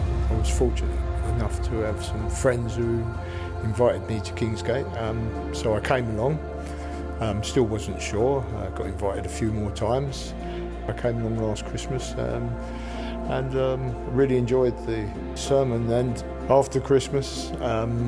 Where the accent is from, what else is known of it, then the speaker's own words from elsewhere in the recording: London, United Kingdom; now in Peterborough, United Kingdom; I was brought up in East London, quite a difficult place